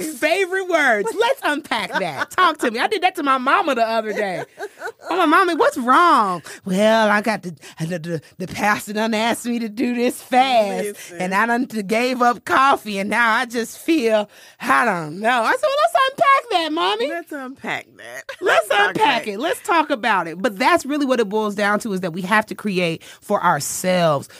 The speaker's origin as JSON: {"language": "English", "region": "Mississippi", "country": "United States", "tie": "born or raised there", "also_born_or_lived": "Chicago, Illinois", "moved": "as an adult", "lives_now": "Atlanta, United States", "said": "I was coming up in Chicago, growing up in Mississippi, mm-hmm. living my adult life in Atlanta"}